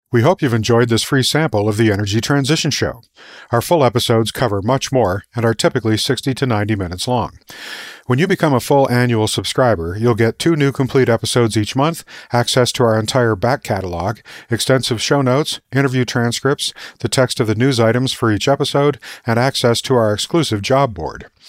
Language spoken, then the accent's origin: English; Tucson, Arizona, United States; I grew up in Tucson, Arizona